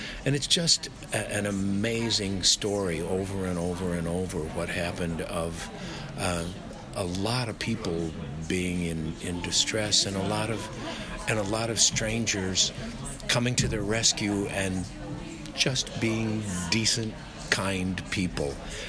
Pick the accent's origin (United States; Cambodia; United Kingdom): United States; Chicago, Illinois; also born or lived in New York / Los Angeles; now in Australia; I'm from Chicago mostly, but New York partly, and Los Angeles, depending on which decade you pick. But I always think of myself as a Chicagoan.